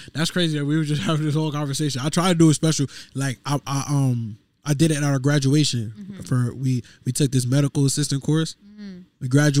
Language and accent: English; Stratford, Connecticut, United States; I'm from Stratford, Connecticut.